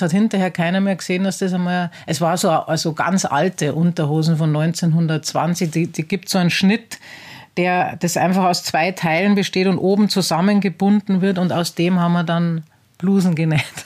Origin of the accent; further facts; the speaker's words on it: Penzberg, Bavaria, Germany; also born or lived in Laufen; ich bin in Penzberg geboren. Penzberg ist ein ähm, oberbayerisches Städtchen